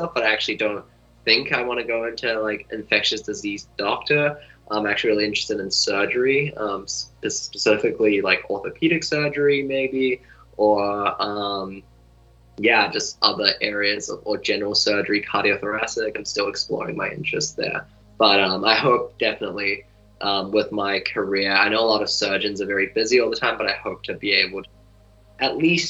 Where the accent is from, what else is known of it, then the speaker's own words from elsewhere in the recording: New Zealand; moved away as an adult; also born or lived in China; now in United States; I was born in China, moved to New Zealand when I was six. So I grew up in New Zealand and then came to America for university